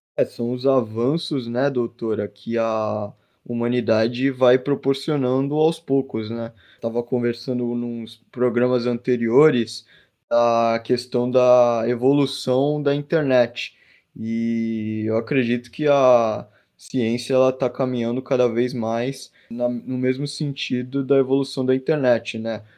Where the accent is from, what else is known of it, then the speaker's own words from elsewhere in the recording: Santos, São Paulo, Brazil; eu sou aqui de Santos